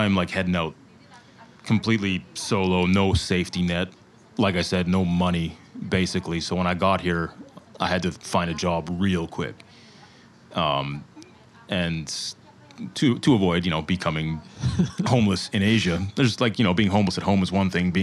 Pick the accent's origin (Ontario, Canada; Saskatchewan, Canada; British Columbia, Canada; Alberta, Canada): Saskatchewan, Canada; Saskatoon; moved away as an adult; also born or lived in Halifax, Nova Scotia; now in Taipei, Taiwan; my hometown, Saskatoon, Saskatchewan